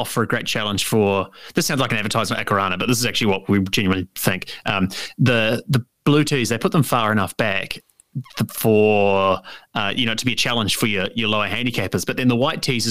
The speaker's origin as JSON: {"language": "English", "region": "Waikato", "country": "New Zealand", "tie": "born or raised there", "moved": "yes", "lives_now": "Auckland, New Zealand", "said": "growing up in the Waikato"}